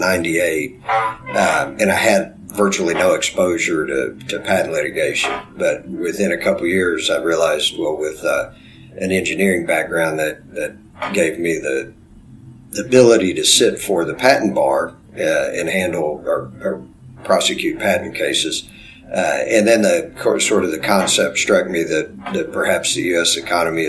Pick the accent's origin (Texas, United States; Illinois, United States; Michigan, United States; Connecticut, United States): Texas, United States; Bryan; also born or lived in Waco, Texas / Austin, Texas; I grew up in Texas, went to Texas A&M, grew up in a town called Bryan, right by where Texas A&M is located